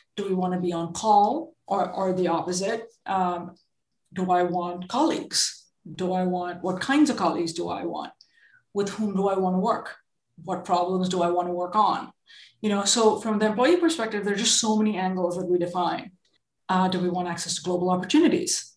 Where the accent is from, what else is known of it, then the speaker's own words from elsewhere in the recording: India; moved away; I grew up in India, and both my parents were are um, in are super creative.